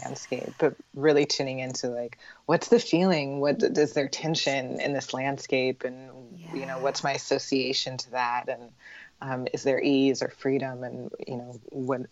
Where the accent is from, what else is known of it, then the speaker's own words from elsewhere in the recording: Portland, Oregon, United States; moved away as an adult; also born or lived in San Francisco Bay Area; I grew up in Portland, which is, I think it, one of the, I think it was called one of the whitest small cities